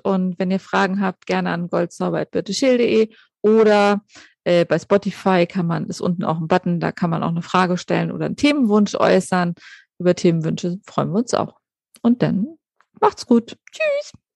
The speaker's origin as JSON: {"language": "German", "country": "Germany", "said": "bei uns in Deutschland"}